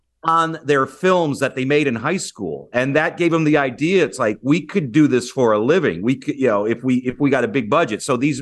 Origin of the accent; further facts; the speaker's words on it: Michigan, United States; born there; I'm right outside of Detroit. I was born right outside of Detroit.